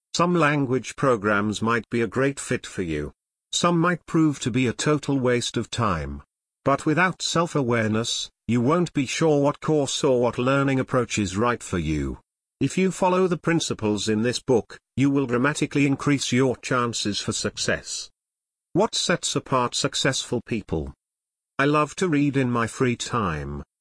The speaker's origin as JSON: {"language": "English", "country": "United States", "tie": "born or raised there", "first_language": "English", "said": "I was born and raised in the U S and I consider English to be my mother tongue"}